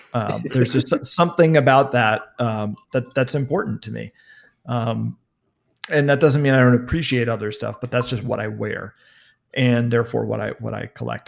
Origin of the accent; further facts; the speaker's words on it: New York City, New York, United States; now in Los Angeles, United States; I was born and raised in Manhattan in New York City